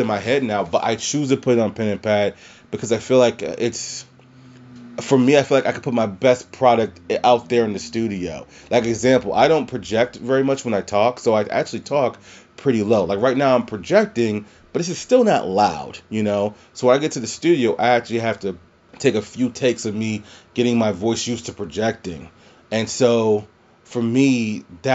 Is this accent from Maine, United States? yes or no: no; Louisiana, United States; moved away; also born or lived in Prince George's County, Maryland; where I'm from in Louisiana